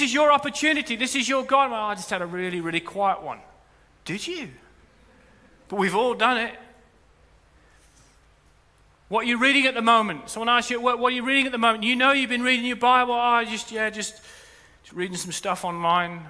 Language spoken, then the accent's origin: English; rural Norfolk, East of England, United Kingdom; I grew up in Norfolk. I grew up in rural Norfolk in a Christian home